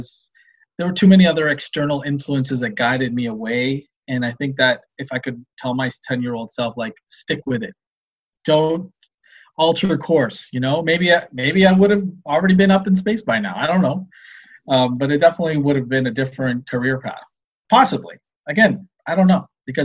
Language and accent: English; Ottawa, Ontario, Canada; I grew up in Ottawa, and I remember biking because I lived near the airport